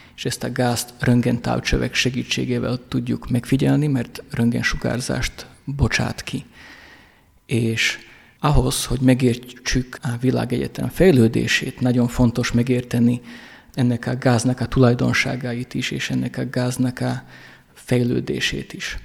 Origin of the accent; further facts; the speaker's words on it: Rožňava, Košice Region, Slovakia; Én Rozsnyóról vagyok, Szlovákiából, ami egy bányaváros volt.